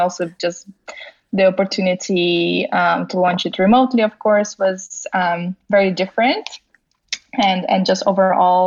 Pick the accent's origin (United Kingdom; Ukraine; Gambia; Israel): Ukraine; moved away as an adult; also born or lived in Netherlands / Germany / Cyprus / Spain; I'm originally from Ukraine